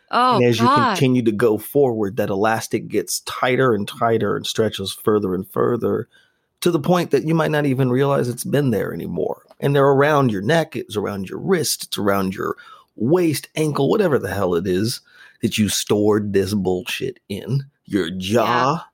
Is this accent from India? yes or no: no; Las Vegas, Nevada, United States; I grew up in Vegas at a time when